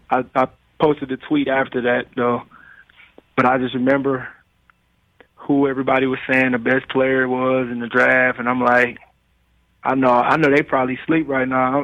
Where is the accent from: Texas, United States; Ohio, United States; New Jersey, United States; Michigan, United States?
Michigan, United States; Detroit; I was growing up in Detroit, and we didn't have everything that, that we needed